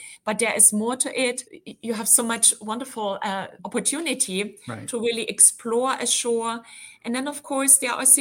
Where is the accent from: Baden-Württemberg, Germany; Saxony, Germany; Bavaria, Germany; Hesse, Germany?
Saxony, Germany; Dresden; moved away; I was born in Dresden on the Elbe River in Germany.